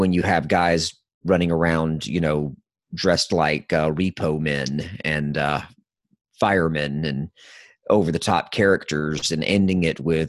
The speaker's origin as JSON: {"language": "English", "region": "the South", "country": "United States", "said": "I'm from the South"}